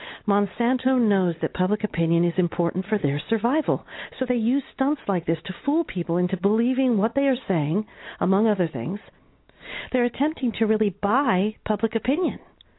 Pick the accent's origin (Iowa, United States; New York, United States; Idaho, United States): Iowa, United States; Growing up in Iowa, you could say I'm kind of a farmer's daughter, although my parents weren't farmers, but my uncle was.